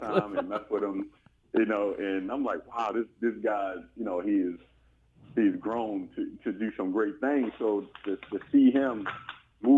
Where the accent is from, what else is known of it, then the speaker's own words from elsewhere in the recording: Baltimore, Maryland, United States; grew up in Baltimore, Maryland.